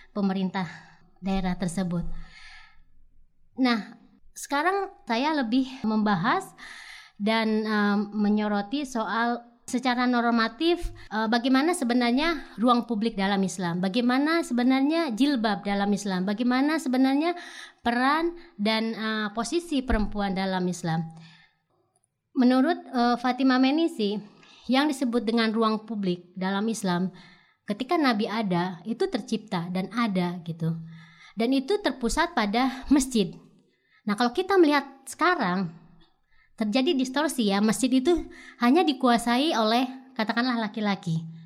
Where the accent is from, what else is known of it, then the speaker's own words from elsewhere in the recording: Pandeglang, Banten, Indonesia; Misalnya dalam kasus di daerah saya di Pandeglang ada SK bupati yang mengharuskan pegawainya misalnya pakai jilbab